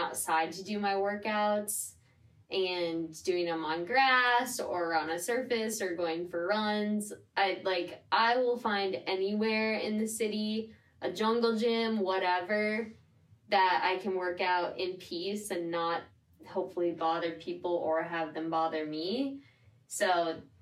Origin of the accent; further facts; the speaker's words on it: Midwest, United States; now in New York City, United States; I'm from the Midwest, and so I've always lived in a little bit bigger spaces than here